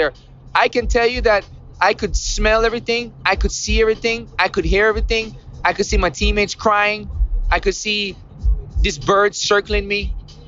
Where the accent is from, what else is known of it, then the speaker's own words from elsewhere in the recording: Jamaica; growing up in Jamaica